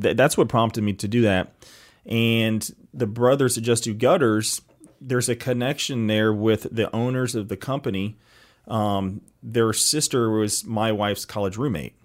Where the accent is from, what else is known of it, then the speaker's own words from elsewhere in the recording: East Cobb, Georgia, United States; I actually grew up here in East Cobb